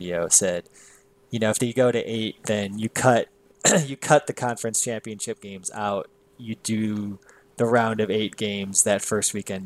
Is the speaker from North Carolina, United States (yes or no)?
no; Wisconsin, United States; that's my home state